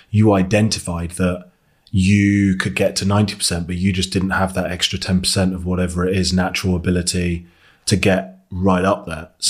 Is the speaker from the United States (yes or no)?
no; Devon, South West England, United Kingdom; I grew up in Devon